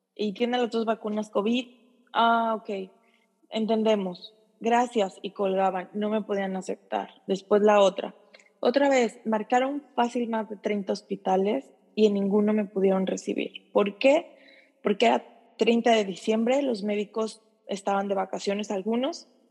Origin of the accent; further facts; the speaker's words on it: Mexico; moved away as an adult; now in Japan; soy mexicana